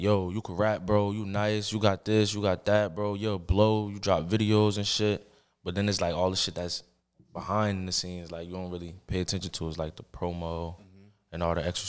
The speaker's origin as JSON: {"language": "English", "town": "Newark", "region": "New Jersey", "country": "United States", "tie": "born or raised there", "also_born_or_lived": "Orange, New Jersey", "said": "I was born and raised in Newark, New Jersey"}